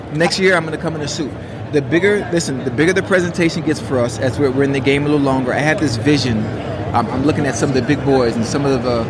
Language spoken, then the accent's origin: English; Miami, Florida, United States; I'm from Miami. I'm from Liberty City.